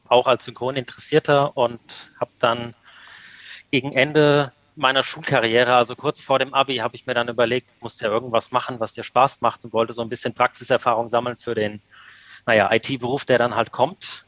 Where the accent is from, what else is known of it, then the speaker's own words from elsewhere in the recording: Central Hesse, Germany; moved away as an adult; also born or lived in Wiesbaden; now in Kelkheim, Germany; ich bin gebürtiger Mittelhesse aus einem Dorf im Landil-Kreis, habe in Wetzlar Abitur gemacht und in Gießen studiert